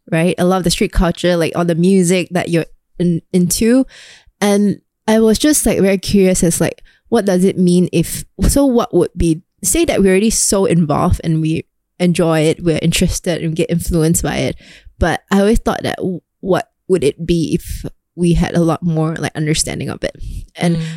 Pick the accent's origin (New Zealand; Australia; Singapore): Singapore; as a Singaporean